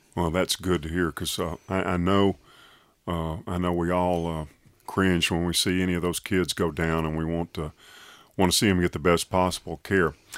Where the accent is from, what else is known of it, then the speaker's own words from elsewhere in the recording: Tuscaloosa, Alabama, United States; growing up in Tuscaloosa